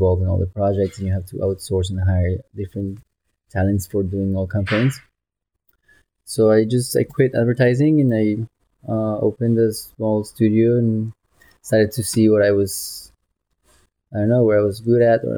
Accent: Bogota, Colombia; moved away as an adult; also born or lived in New York / Madrid; I was from South Bogota.

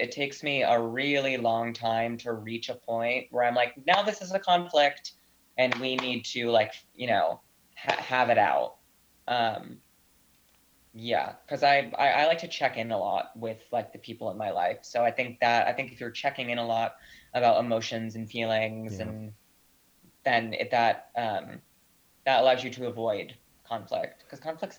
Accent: Northeast, United States; I mean, I'm Italian American from the Northeast and grew up in a very conflict heavy family.

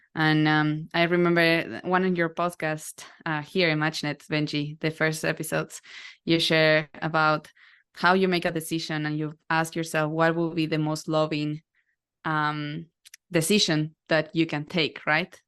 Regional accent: Uruguay; now in United States; so I'm originally from South America, Uruguay. I was born as the first, second generation there

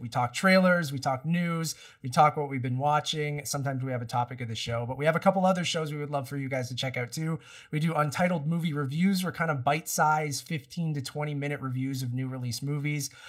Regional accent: Toronto, Ontario, Canada; we're from Toronto

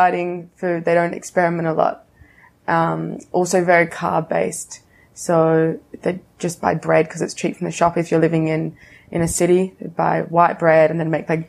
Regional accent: Fremantle, Western Australia, Australia; moved away as an adult; growing up in Fremantle, Western Australia, it's a beautiful place.

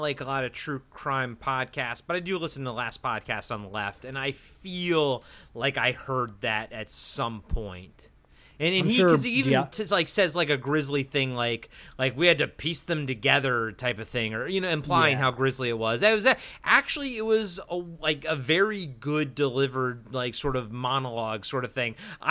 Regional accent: Maryland, United States; growing up in Maryland on the East Coast

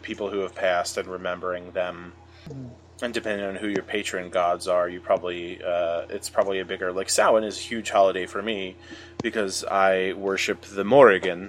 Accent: United States; an American, growing up in America at this time

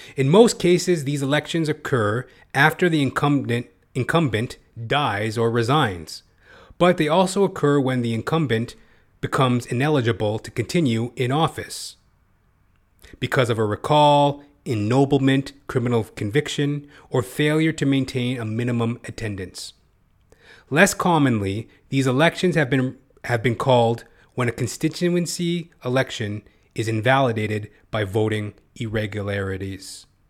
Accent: Canada; as a Canadian

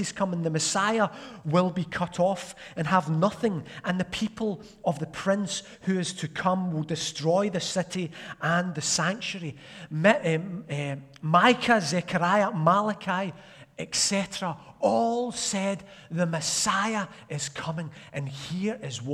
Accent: Glasgow, Scotland, United Kingdom; I grew up in Arden, Glasgow

